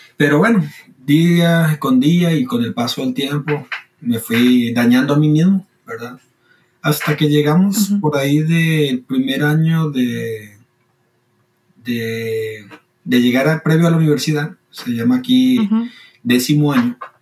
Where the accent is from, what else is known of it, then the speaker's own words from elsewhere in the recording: Costa Rica; Soy de Costa Rica, tengo 25 años